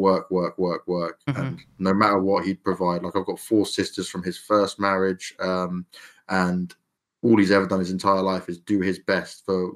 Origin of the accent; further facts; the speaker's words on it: London, United Kingdom; I'm like a commoner Londoner, east side of London, that like kind of where we started off.